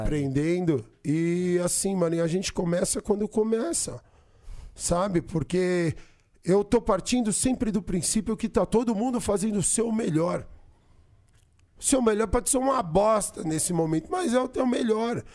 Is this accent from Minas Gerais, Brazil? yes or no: no; São Paulo, Brazil; eu nasci aqui, mano. Eu sou paulista, paulistano, nascido na Avenida Paulista